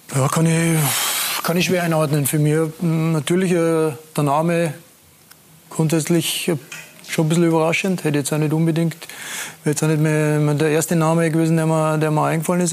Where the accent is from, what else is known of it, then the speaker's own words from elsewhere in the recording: Austria; als Österreicher